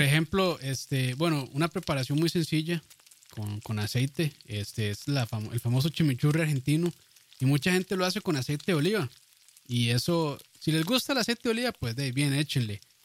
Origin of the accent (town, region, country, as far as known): Costa Rica